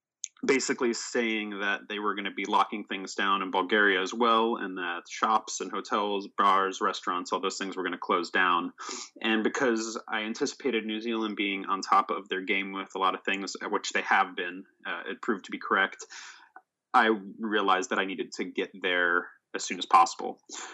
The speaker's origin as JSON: {"language": "English", "country": "Sweden", "tie": "born there", "said": "I was born in Sweden for a background there."}